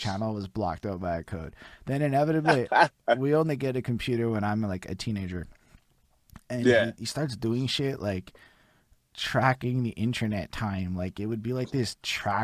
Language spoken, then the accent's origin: English; Montreal, Quebec, Canada; I grew up in Montreal